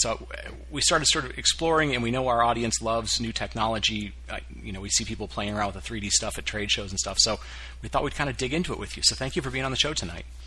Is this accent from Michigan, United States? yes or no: yes; Detroit, Michigan, United States; I grew up around Detroit